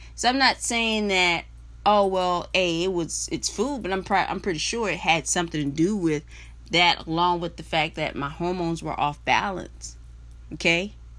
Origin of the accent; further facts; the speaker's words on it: South Carolina, United States; moved away; I'm originally from South Carolina.